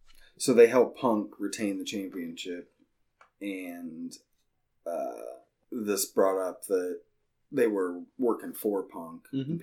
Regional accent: Ohio, United States; I'm from Ohio and it's Dalton.

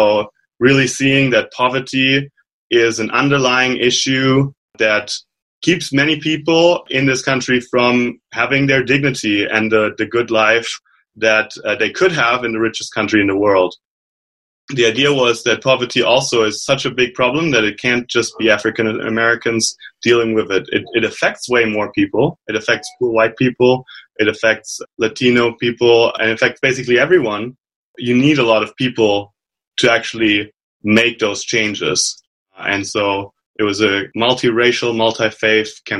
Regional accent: Germany; moved away as an adult; now in Elkhart, United States; I am a Mennonite originally from Germany

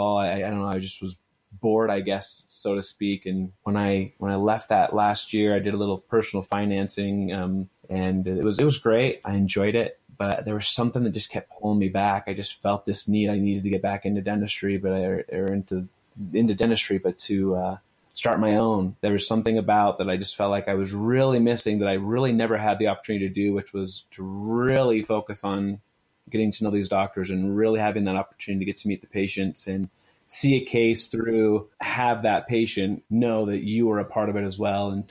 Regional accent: Idaho Falls, Idaho, United States; also born or lived in St. George, Utah; I'm from Idaho Falls, Idaho originally

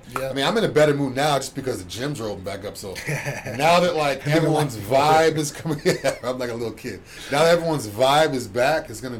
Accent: New England, United States; now in Florida, United States; me being from New England

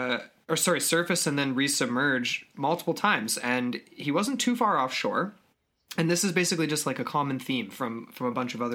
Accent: Kelowna, British Columbia, Canada; because we're from Kelowna

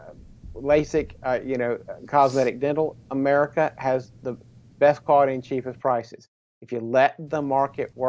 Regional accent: South Carolina, United States; I grew up in South Carolina

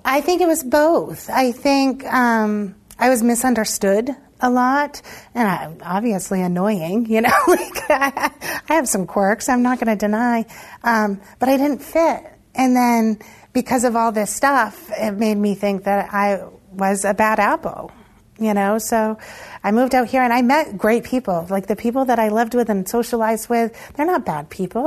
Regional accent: Monmouth, Maine, United States; also born or lived in Lewiston, Maine; as I would say a toddler moved to Monmouth, and so I lived in Monmouth my whole um, adolescence

